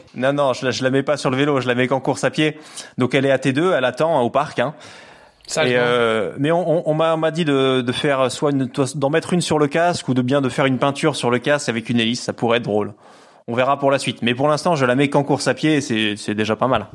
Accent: Lower Normandy, France; moved away as an adult; now in Nîmes, France; J'habite dans le sud de la France, du côté de Nîmes, même si je suis normand à l'origine, fier de l'être.

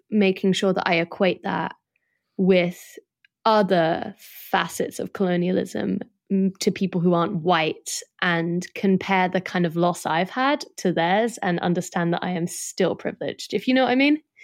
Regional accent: London, United Kingdom; also born or lived in south of France; I don't really speak Irish very well, um, 'cause I grew up in London

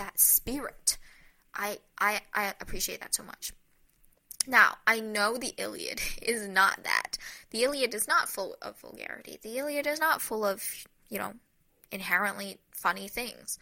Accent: United States; as an American

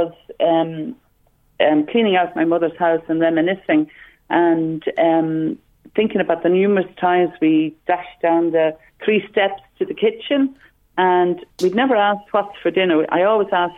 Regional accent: Dublin, Leinster, Ireland; growing up in Dublin

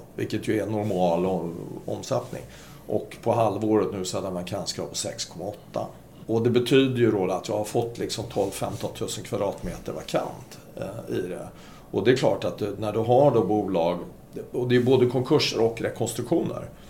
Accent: Sweden; som svensk ansvarig för Norden

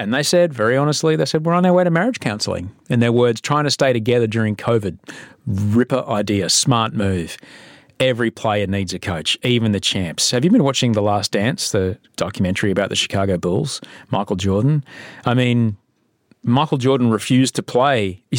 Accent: Sydney, New South Wales, Australia; also born or lived in London / Adelaide / Brisbane / Los Angeles; I'm a TV guy and book writing guy from Sydney, Australia. I was from London and then Adelaide and then Brisbane, then Adelaide and then Sydney and then Los Angeles and now Sydney again.

